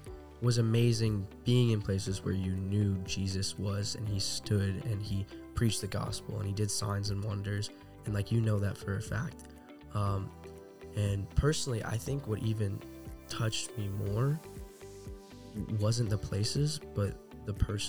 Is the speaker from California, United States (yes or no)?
no; Texas, United States; also born or lived in Rockwall, Texas / Colorado / Austin; I am from all around Texas as well. I was born in Rockwall, Texas. I've moved around to Colorado for a little bit during elementary school. Lived in Austin for a little bit.